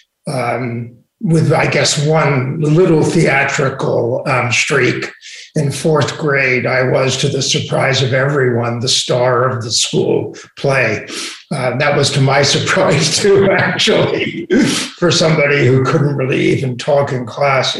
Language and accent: English; New York City, New York, United States; also born or lived in Little Neck / Great Neck; my family made the great migration from Brooklyn when I was just before I was 13 to Little Neck and then ultimately to Great Neck